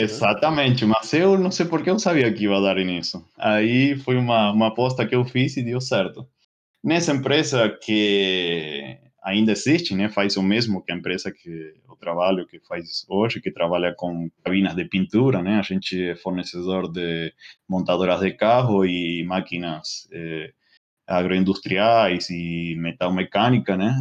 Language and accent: Portuguese; northern coast of Greater Buenos Aires, Buenos Aires Province, Argentina; Portuguese is a second language; moved away as an adult; now in São Paulo, Brazil; é a cidade onde eu onde eu nasci, onde moram meus pais, né? Agora é uma cidade que fica bem no, no litoral norte de Buenos Aires